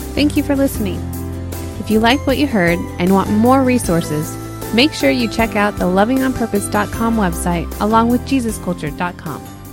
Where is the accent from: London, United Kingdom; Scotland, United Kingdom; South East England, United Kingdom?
South East England, United Kingdom; Reading; we used to go to this bridge where I grew up in Reading